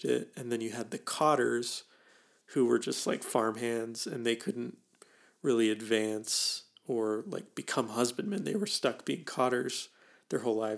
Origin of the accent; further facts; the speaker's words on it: United States; as Americans